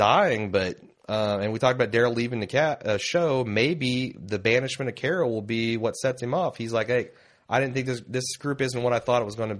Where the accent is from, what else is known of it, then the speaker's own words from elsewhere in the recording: Ireland; I'm Irish, meaning I was born and raised in Ireland, and Irish people tend to be pretty good at spotting different accents and spoken English.